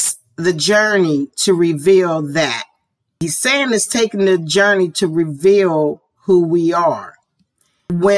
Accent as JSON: {"language": "English", "town": "Pittsburgh", "region": "Pennsylvania", "country": "United States", "tie": "born or raised there", "said": "I grew up in Homewood"}